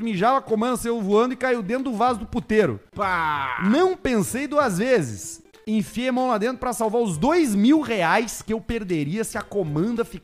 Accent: Caxias do Sul, Rio Grande do Sul, Brazil; Sou de Caxias do Sul.

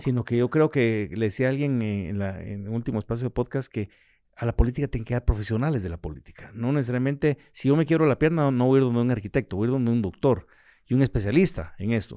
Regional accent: Guatemala; yo como ciudadano, como, como guatemalteco

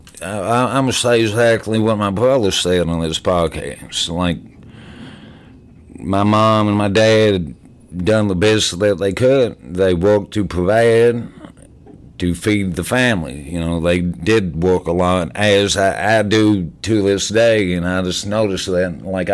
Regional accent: Southern Indiana, United States; we grew up in Southern Indiana, our whole lives

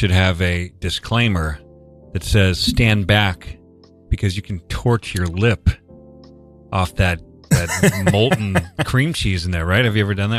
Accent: Buffalo, New York, United States; accent: Buffalo; Buffalo, New York.

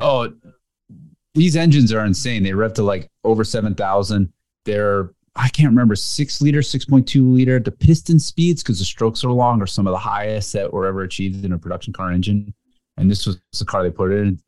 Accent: New Jersey, United States; where I grew up in Jersey

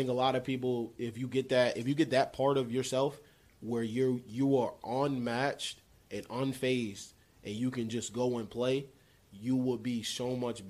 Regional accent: Utica, New York, United States; I'm gonna say upstate New York. Upstate Utica.

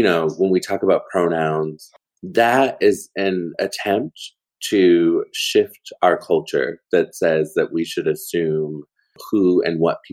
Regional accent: Portland, Oregon, United States; moved away; Portland is my hometown

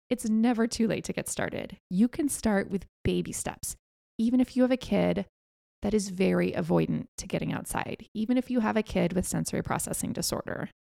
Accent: United States; being an American

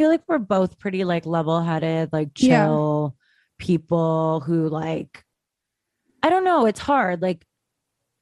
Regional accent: Toronto, Ontario, Canada

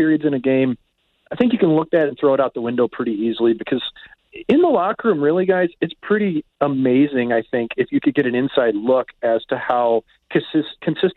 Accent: Kirkwood, Missouri, United States; I grew up with Kirkwood being an outdoor rink

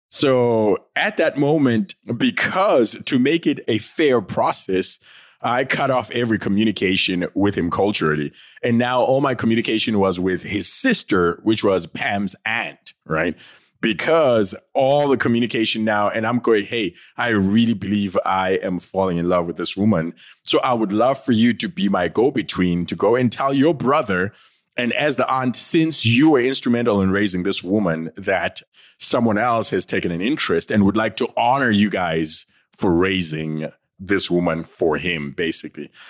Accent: Bulawayo, Zimbabwe; I am, uh, from Bulawayo in Zimbabwe, right? I am from the Ndebele tribe

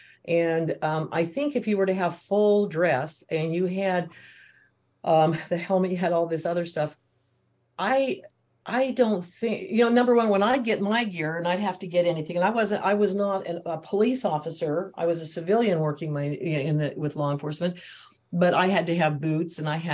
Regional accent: Utah, United States; I'm from Utah and there's a lot of churches here

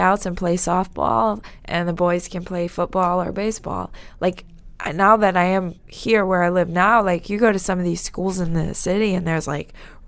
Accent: New York City, New York, United States; I grew up in Garrison Beach. It was a really small community in Brooklyn

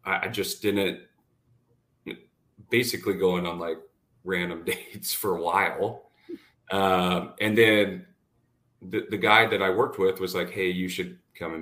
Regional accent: Washington, United States; moved away as an adult; also born or lived in Dallas, Texas; I'm from Washington State. I'm back in Washington State now

